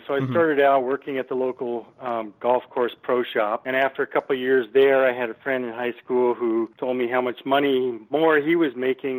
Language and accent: English; Seattle, Washington, United States; also born or lived in Alabama; Yes, I was born in Seattle in the 50s and grew up in the 60s. Part of my time in the Seattle area, and then we moved to Alabama for a few years and then back to Seattle.